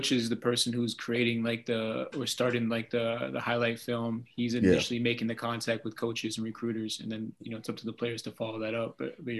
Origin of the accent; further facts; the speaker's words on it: Vermont, United States; I'm from Vermont.